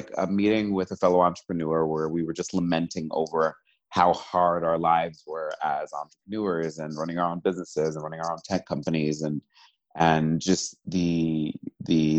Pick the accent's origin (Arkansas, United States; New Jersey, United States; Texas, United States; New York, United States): New York, United States; New York City; I'm originally from New York City. I was born and raised there.